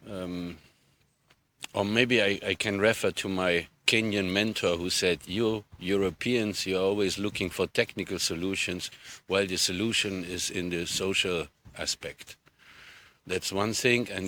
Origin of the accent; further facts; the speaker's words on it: Gambia; I come from the Gambia.